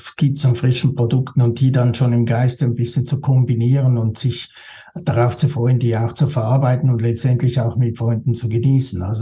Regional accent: Switzerland; wenn sich halt die Wellen aufbauen vor dir, zwei, bei mir als Schweizer natürlich.

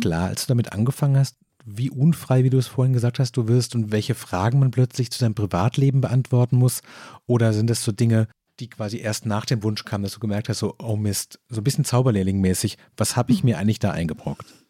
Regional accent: Stuttgart area, Baden-Württemberg, Germany; ich komme aus dem Großraum Stuttgart

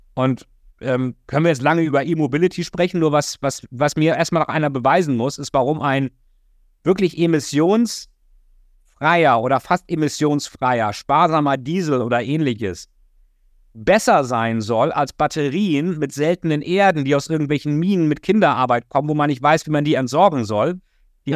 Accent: Germany; als Deutscher

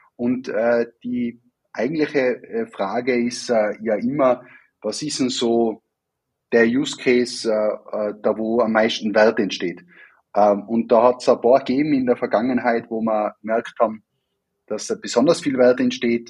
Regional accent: Wattens, Tyrol, Austria; moved away as an adult; also born or lived in Vienna; Ich bin ja ursprünglich auch aus Tirol und äh, nicht weit weg von der, von der Werkstätte Wattens aufgewachsen

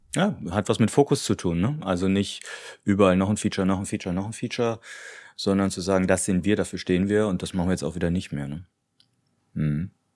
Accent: Cologne, North Rhine-Westphalia, Germany; als Kölner

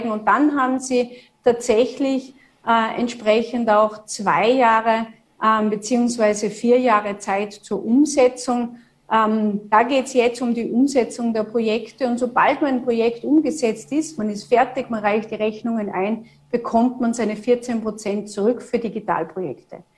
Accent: Tyrol, Austria; als Tirolerin jetzt, als sozusagen Nachbarland von Vorarlberg, kann ich ja nur sagen, dass da auch überregional zusammengearbeitet werden muss

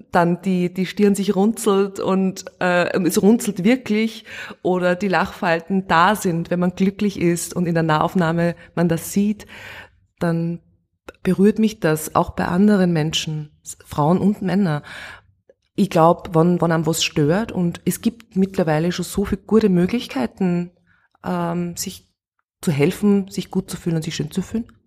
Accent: Steyr, Upper Austria, Austria; now in Vienna, Austria; Ich bin in Steyr aufgewachsen. Ich habe das Oberösterreichische eigentlich schon fast verlernt, weil ich dann nach Wien ausgewandert bin.

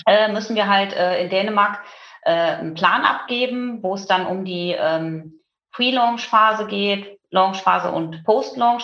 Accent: Münsterland, North Rhine-Westphalia, Germany; bin äh, im Münsterland auf einem Bauernhof groß geworden

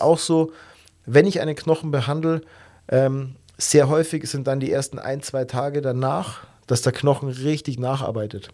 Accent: Germany; bei uns in Deutschland

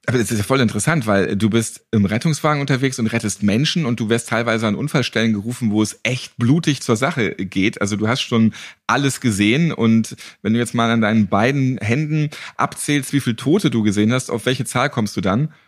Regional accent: Northern Germany, Germany; Ich bin auch Norddeutscher.

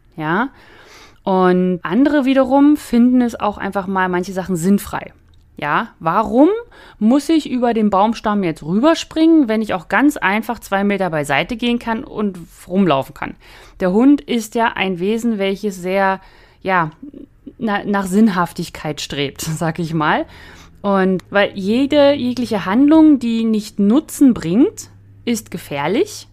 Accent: the North, Northern Germany, Germany; moved away; bei uns im Norden

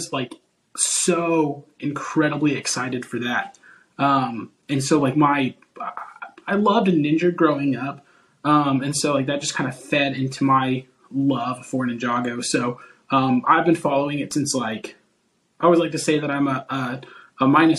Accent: Oklahoma, United States; I'm a graphic designer from Oklahoma, United States

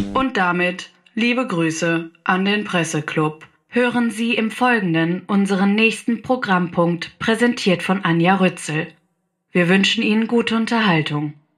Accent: Franconia, Bavaria, Germany; accent: Franconian; moved away; ich komme ja aus Franken

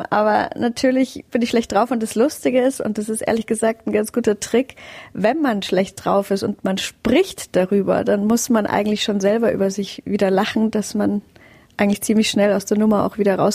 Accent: Aubenhausen, Bavaria, Germany; also born or lived in Fürstedt; Also bis zu meinem siebten Lebensjahr haben wir in Fürstedt, im Stadtrand von Rosenheim, gelebt, ehe wir dann tatsächlich nach Aubenhausen gezogen sind

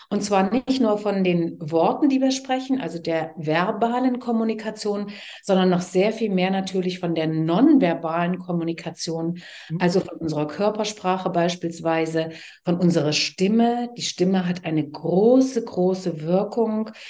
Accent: Leipzig, Saxony, Germany; Ich bin ein Kind der DDR. Ich bin geboren und aufgewachsen in Leipzig, wo ich auch inzwischen wieder lebe und zwar sehr gern wieder lebe.

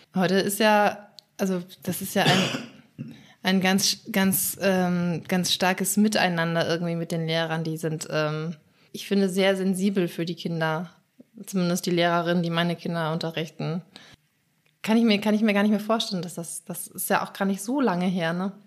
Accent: Schleswig-Holstein, Germany; ich komme aus Schleswig-Holstein, in Schleswig-Holstein würde man sagen Pleach

